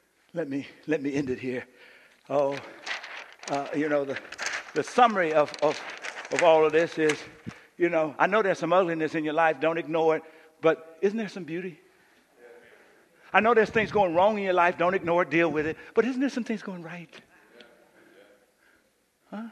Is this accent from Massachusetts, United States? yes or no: yes; Boston, Massachusetts, United States; moved away; I'm from Boston